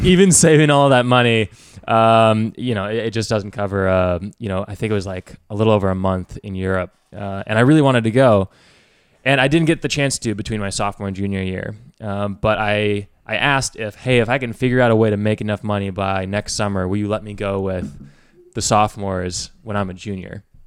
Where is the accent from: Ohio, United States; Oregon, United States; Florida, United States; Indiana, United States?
Indiana, United States; West Lafayette; I grew up in West Lafayette, Indiana